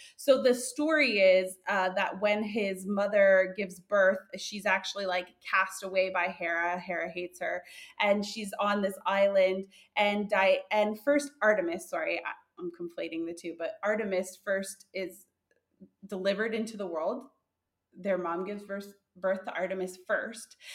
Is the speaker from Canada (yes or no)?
yes; Canada; we're both from Canada.